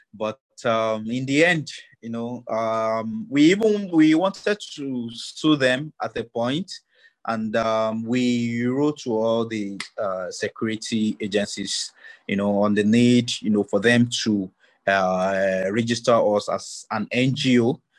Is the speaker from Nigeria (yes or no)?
yes; Kogi, Nigeria; I'm also from Kogi State, Galabai tribe, and a Nigerian who wants, you know, a better country for myself and for my kids.